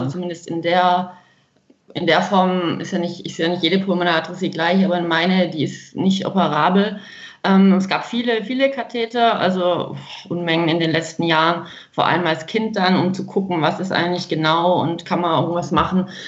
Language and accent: German; Freiberg am Neckar, Baden-Württemberg, Germany; ich komme aus Freiberg, das ist in Baden-Württemberg.